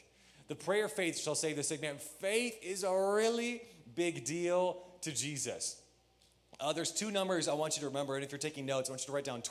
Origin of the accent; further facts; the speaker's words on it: Michigan, United States; When I grew up, I grew up in Michigan